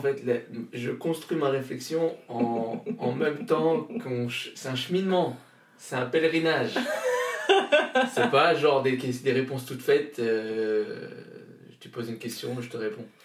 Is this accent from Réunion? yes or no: yes; Réunion; moved away; Je viens de je viens de la Réunion donc je viens du Nil. c'est là où j'ai grandi où je suis né